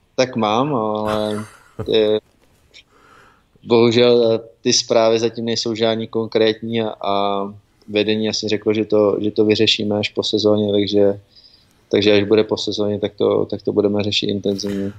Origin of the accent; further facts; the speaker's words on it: Pardubice, Pardubice Region, Czechia; moved away as an adult; now in United States; jsem z Pardubic narozený a, a i teďka tam trávím léta, co, když jezdím domů